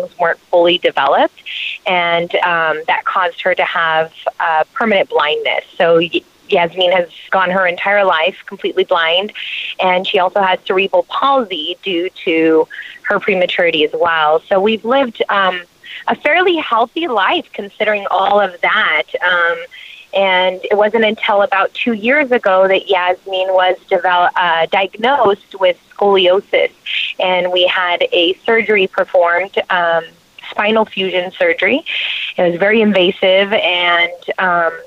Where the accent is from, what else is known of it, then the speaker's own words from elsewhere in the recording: New Mexico, United States; I am from New Mexico.